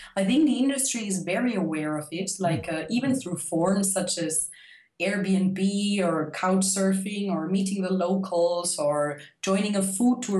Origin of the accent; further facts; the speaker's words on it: Austria; I'm from Austria